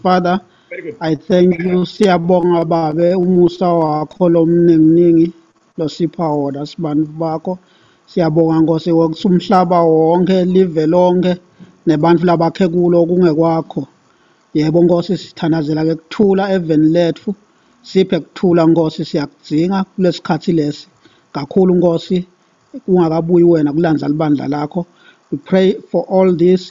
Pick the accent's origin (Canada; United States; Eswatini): Eswatini; Yeah, I'm from Eswatini, formerly known as Swaziland. In Southern Africa